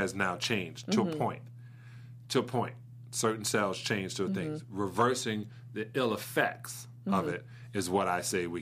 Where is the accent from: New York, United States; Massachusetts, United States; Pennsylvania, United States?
New York, United States; New York City; Brooklyn, New York